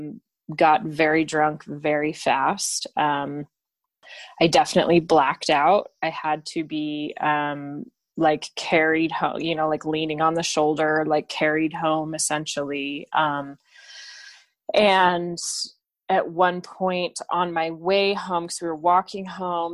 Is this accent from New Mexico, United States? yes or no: yes; Albuquerque, New Mexico, United States; I am from Albuquerque, New Mexico, in the United States of America.